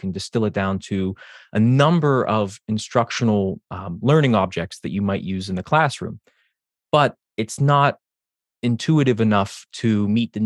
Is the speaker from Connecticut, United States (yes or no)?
no; Western Pennsylvania, United States; moved away as an adult; also born or lived in Eastern Shore, Maryland; now in Annapolis, United States; I grew up in Western Pennsylvania, went to state school there